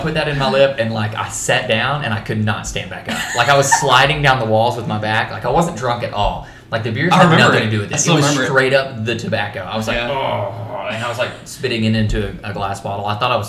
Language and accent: English; Mesquite, Texas, United States; I grew up in Mesquite